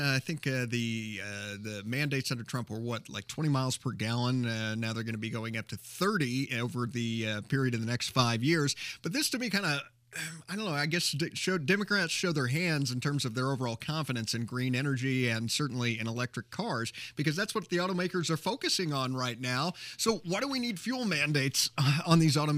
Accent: Carmel, Indiana, United States; moved away; Our hometown of Carmel, Or at least that's my my hometown. That's where my folks are located

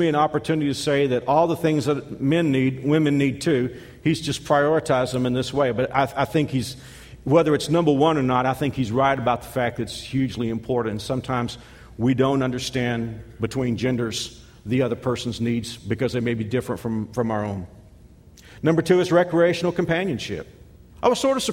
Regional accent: Texas, United States; moved away; I'm from Texas.

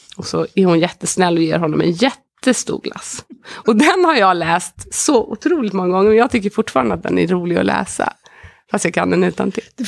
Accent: Sweden; som svensk

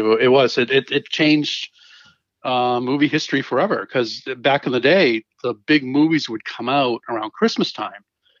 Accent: Boston, Massachusetts, United States; moved away as an adult; also born or lived in New England / New York City; now in Rhode Island, United States; I'm from the Boston area originally.

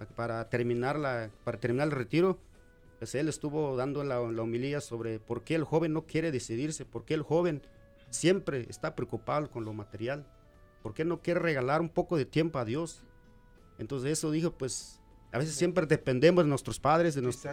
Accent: Guatemala; also born or lived in Delaware / Washington; now in Omaha, United States; de Guatemala

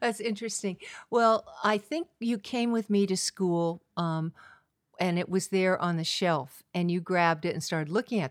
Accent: California, United States; also born or lived in New York City / Washington, D.C.; I am from California, Golden Coastal Hills, oak trees, fields of lupin and poppies

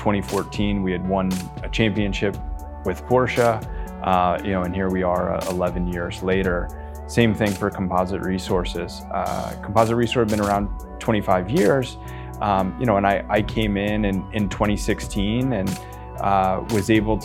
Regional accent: New Jersey, United States; moved away as an adult; also born or lived in California / England; I grew up in New Jersey

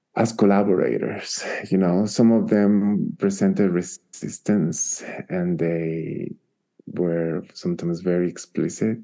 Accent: Guatemala; English is a second language; now in Albuquerque, United States; I am originally from Guatemala

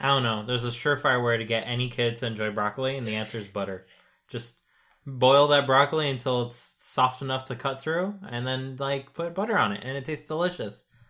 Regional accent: United States; as an American who is not so American, I guess, uh, I grew up in a, in a half-French, uh, household

